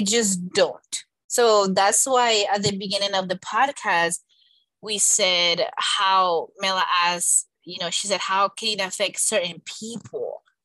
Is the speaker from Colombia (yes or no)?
yes; Colombia; moved away; I was born in Colombia